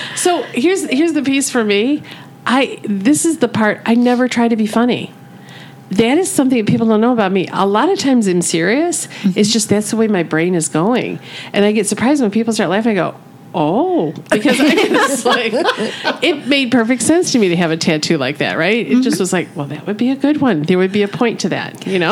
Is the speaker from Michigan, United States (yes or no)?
yes; Michigan, United States; I'm born and raised in Michigan